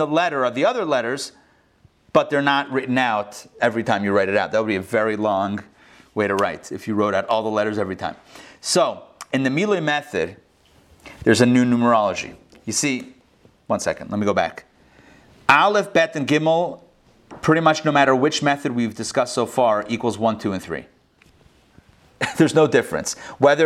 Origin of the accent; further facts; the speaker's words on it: Pittsburgh, Pennsylvania, United States; now in Atlanta, United States; my local area code growing up in Pittsburgh, Pennsylvania